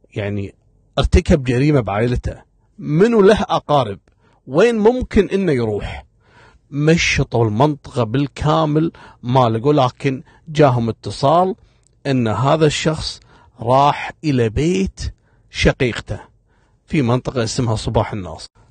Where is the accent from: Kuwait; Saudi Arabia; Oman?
Kuwait; من المناطق القديمة عندنا في الكويت